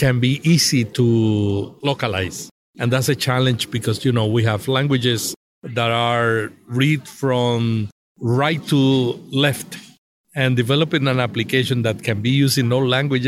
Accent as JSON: {"language": "English", "country": "Puerto Rico", "moved": "as an adult", "lives_now": "United States", "said": "I am from Puerto Rico"}